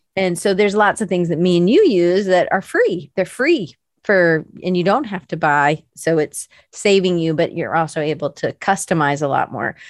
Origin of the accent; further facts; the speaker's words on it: the South, United States; I'm from the South